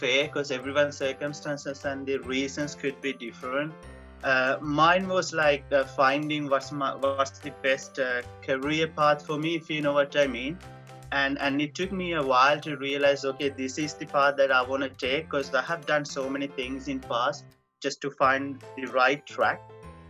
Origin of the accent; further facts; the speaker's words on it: Colombo, Western Province, Sri Lanka; moved away as an adult; now in England; I am from Colombo, yeah. That's my home.